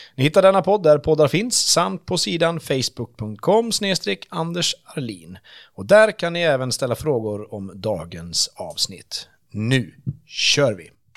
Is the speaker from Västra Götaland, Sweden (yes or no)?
no; Vansbro, Dalarna County, Sweden; moved away; also born or lived in Örebro; nu är jag ju uppväxt i Vansbro